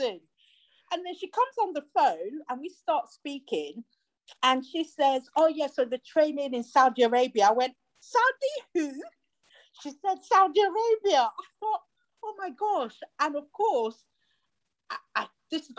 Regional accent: Nigeria; moved away; I grew up with him in Nigeria

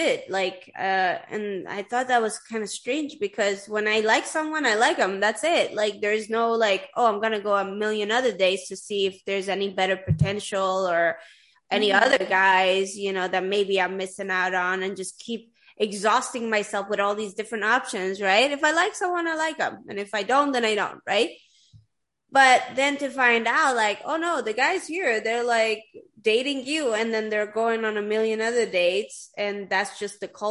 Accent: Sweden; now in United States; I grew up in Sweden

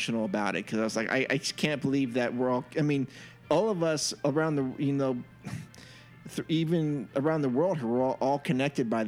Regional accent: Northern California, United States; I grew up in Northern California

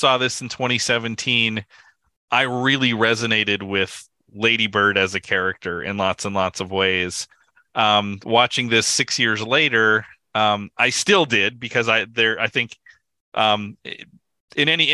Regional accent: Midwest, United States; moved away; somebody who comes from the Midwest of the Midwest

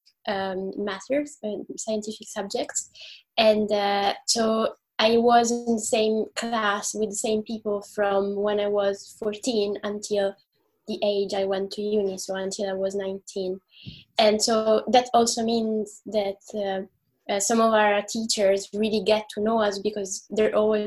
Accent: Italy; I'm from Italy

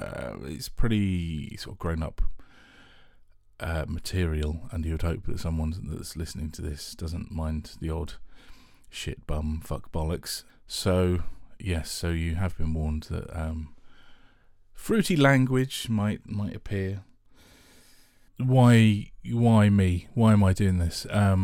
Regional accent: Harrow, London, United Kingdom; I was born in Harrow, northwest London, grew up there with a lovely mum and lovely dad

